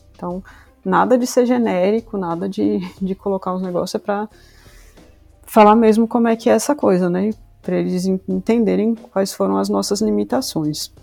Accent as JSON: {"language": "Portuguese", "town": "Salvador", "region": "Bahia", "country": "Brazil", "tie": "born or raised there", "also_born_or_lived": "Rio Grande do Sul", "moved": "as an adult", "lives_now": "Porto, Portugal", "said": "eu sou do Rio Grande do Sul, embora eu tenha vivido a maior parte da minha vida em Salvador. Atualmente eu moro em Portugal, na região do Porto"}